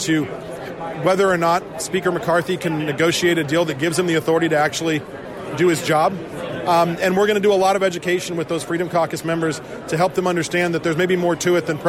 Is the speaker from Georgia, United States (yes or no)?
no; Arizona, United States; I'm from Arizona